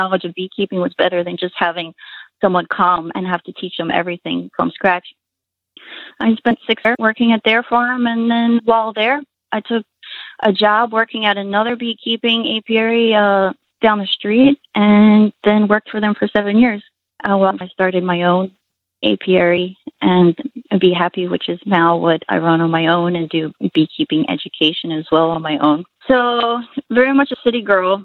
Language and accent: English; Philadelphia, Pennsylvania, United States; moved away as an adult; now in Hawaii, United States; I grew up in Philadelphia and became a graphic designer